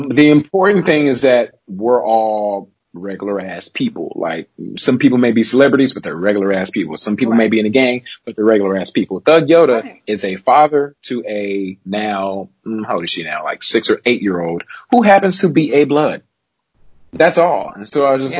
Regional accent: Los Angeles, California, United States; Born and raised in South Central L.A., and I still live here today

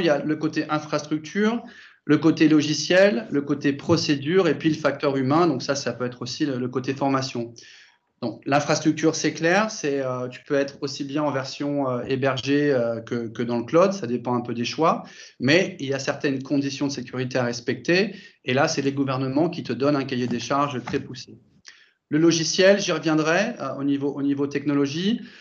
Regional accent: France; moved away as an adult; also born or lived in Germany / Italy; now in Barcelona, Spain; j'ai grandi en France, mais après, je, je suis parti en Allemagne, j'ai vécu en Italie pendant 7 ans et j'habite en Espagne depuis, depuis maintenant 17 ans

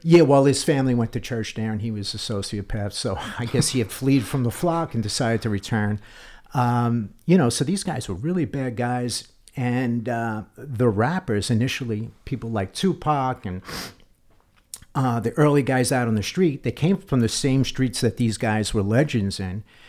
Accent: New York, United States; I grew up in New York

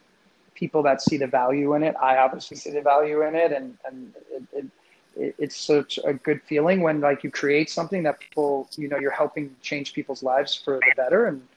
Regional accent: New York, United States; now in West Hollywood, United States; I'm from New York

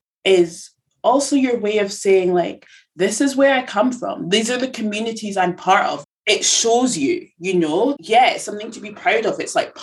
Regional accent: Edinburgh, Scotland, United Kingdom; born and raised in Edinburgh, you know, I'm Nigerian, my parents are Nigerian

